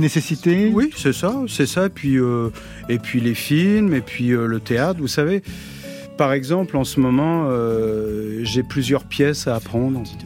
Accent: Toutainville, Normandy, France; also born or lived in Pont-Audemer; ma jeunesse, c'était en Normandie, à Toutainville, un petit village. Je suis né à Ponto de Mer.

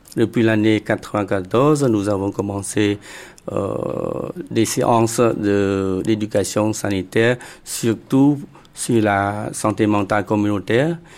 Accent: Cambodia; je suis Khmer pour tout le monde

